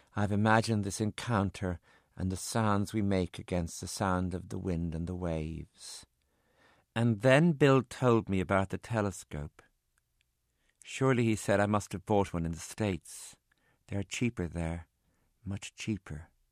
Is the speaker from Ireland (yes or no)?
yes; Ireland; also born or lived in San Francisco; I'm Irish